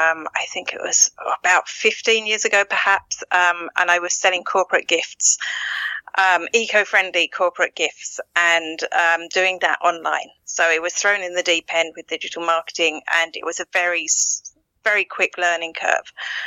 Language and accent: English; East of England, United Kingdom; accent: Essex; now in Ireland; No, I'm originally from Essex in England. I'm in Ireland 21 years.